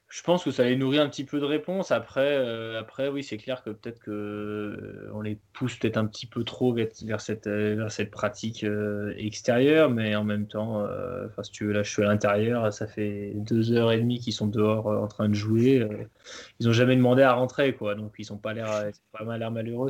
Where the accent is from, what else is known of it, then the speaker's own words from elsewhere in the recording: Chambéry, Auvergne-Rhône-Alpes, France; j'ai grandi vers Chambéry